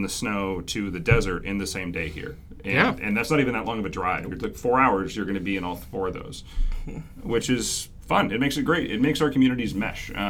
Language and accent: English; Arlington, Washington, United States; outside of Arlington, Washington, which is actually my hometown